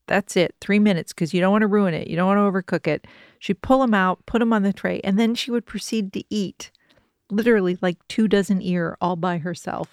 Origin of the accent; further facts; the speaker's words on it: Kentucky, United States; moved away; there was Pullen Farms where I grew up in Kentucky